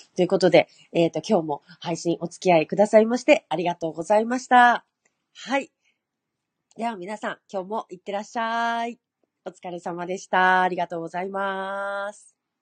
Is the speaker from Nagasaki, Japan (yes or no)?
no; Hokkaido, Japan; 私北海道ですけど